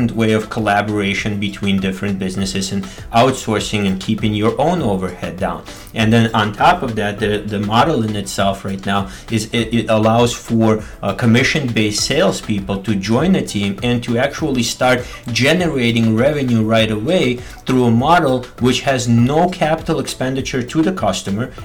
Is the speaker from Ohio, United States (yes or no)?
no; Michigan, United States; we're both from Midwest, we're both from Michigan, and both went to Wayne State.